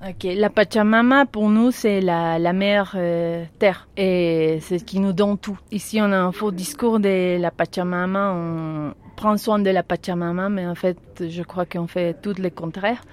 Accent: La Paz, Bolivia; je suis née ici à La Paz.

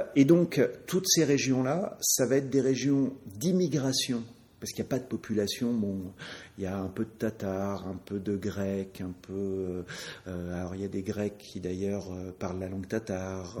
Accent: France; en tant que Français, euh, bah, j'ai appris, comme tous les petits Français, que Charlemagne était français

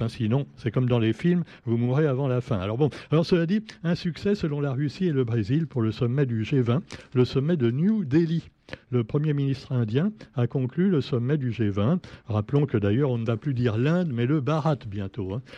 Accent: Réunion; chez nous à La Réunion

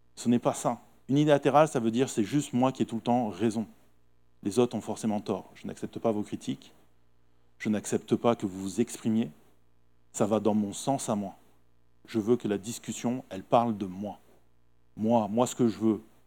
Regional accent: Nice, Provence-Alpes-Côte d'Azur, France; nous, en tant que Niçois

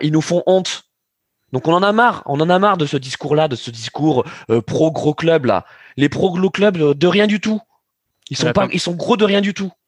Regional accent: France; en tant que Français

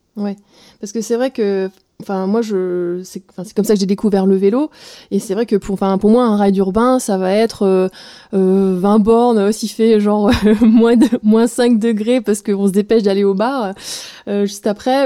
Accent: Alsace, Grand Est, France; now in Roubaix, France; je suis alsacienne, exilée dans le Nord sur Roubaix

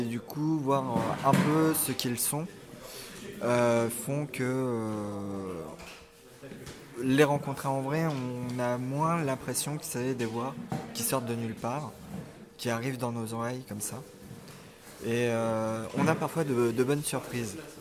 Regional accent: Nièvre, Bourgogne-Franche-Comté, France; Je viens de la Nièvre

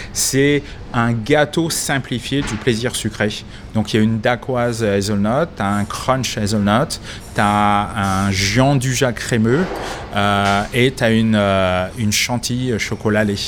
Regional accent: France; also born or lived in Boston; now in Melbourne, Australia; en tant que bon français

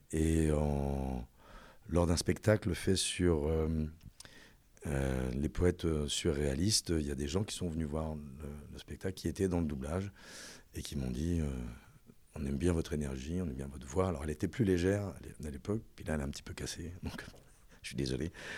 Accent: Reims, Grand Est, France; moved away as an adult; je suis né à Reims, boulevard Lundi

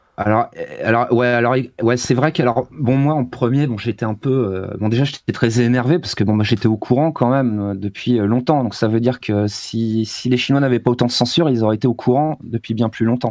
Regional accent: France; moved away as an adult; also born or lived in Grenoble; now in China; j'étais en France, je suis français.

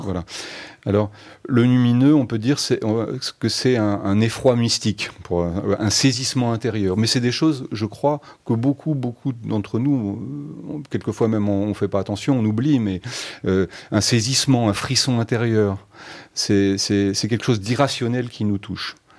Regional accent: France; je suis français, hein, mais j'avais une mère allemande

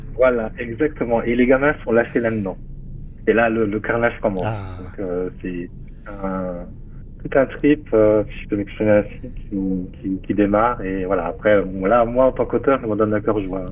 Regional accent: Metz, Grand Est, France; ça se passe en Lorraine, à Metz. Hein. C'est ma ville natale, là où je suis né

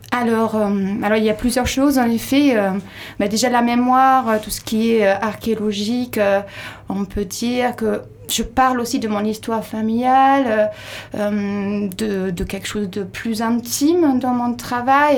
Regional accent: Labenne, Nouvelle-Aquitaine, France; moi je suis de la Benne, je connais bien le lieu

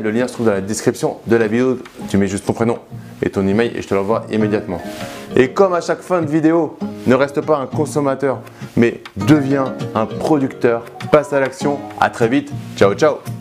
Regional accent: Paris, Île-de-France, France; Je suis né à Paris et j'ai toujours grandi à Paris.

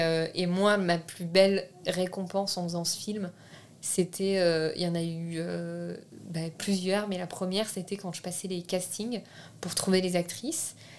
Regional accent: France; first language French; Je suis née en France, je suis française, j'ai la nationalité française

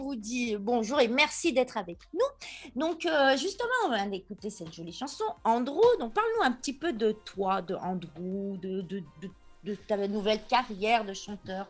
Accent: Bourgoin-Jallieu, Auvergne-Rhône-Alpes, France; on est de Bourgoin-Jallieu

